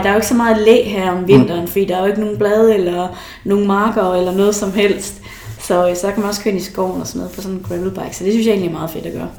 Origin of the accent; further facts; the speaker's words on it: Esbjerg, Southern Denmark, Denmark; now in Aalborg, Denmark; det er jo det, jeg kalder hjem. Det er jo Esbjerg, men selvom jeg bor i Aalborg, så er det jo også et hjem